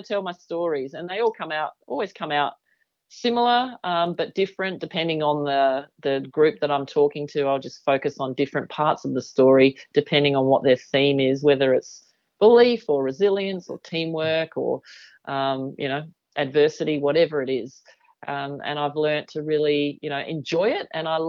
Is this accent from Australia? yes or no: yes; Australia; I'm from Australia.